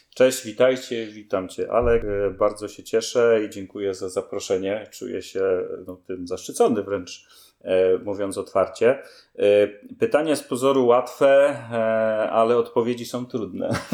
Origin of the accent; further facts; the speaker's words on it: Poznań, Greater Poland, Poland; moved away as an adult; now in Sobótka, Poland; jestem poznańską pyrą